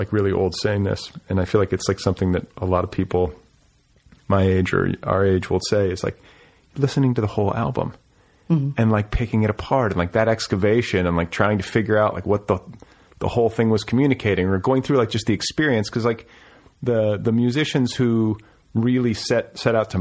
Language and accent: English; Midwest, United States; me growing up in the Midwest